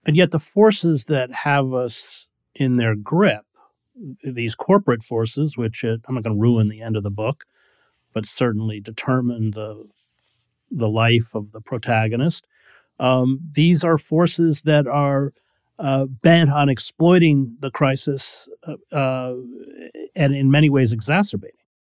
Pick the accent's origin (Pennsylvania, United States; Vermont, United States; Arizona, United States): Vermont, United States; St. Johnsbury; also born or lived in Barnet Center, Vermont; I was born in Saint Johnsbury, and my parents lived in Barnett Center